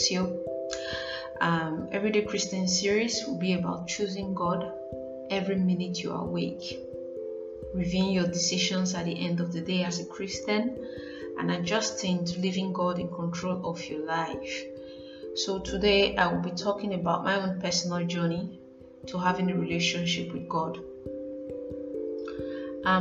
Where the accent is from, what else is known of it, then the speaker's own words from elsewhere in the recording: Nigeria; as a Nigerian